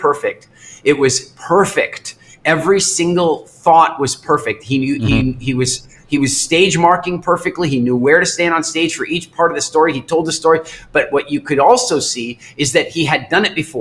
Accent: Canada; moved away as an adult; also born or lived in England; I grew up in Canada, and I moved to England, and I lived there

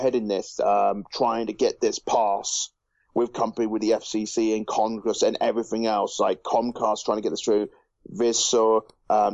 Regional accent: United Kingdom; Again, I'm not from the US either. I'm from the UK, if you can't tell by my accent

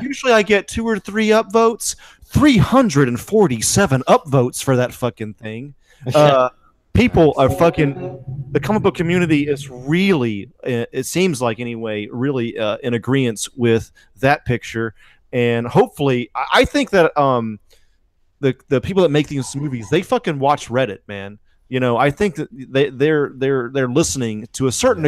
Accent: United States; also born or lived in Alabama; I'm from Georgia and Alabama

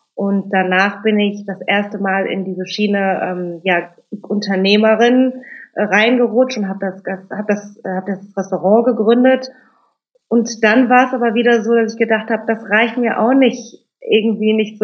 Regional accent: Germany; also born or lived in Cologne; unsere Eltern kommen aus Indonesien, wir sind in Deutschland geboren, mein Bruder und ich.

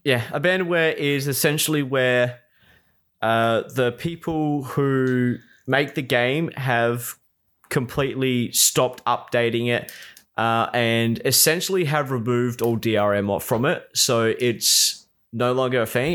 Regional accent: South Australia, Australia; born or raised there

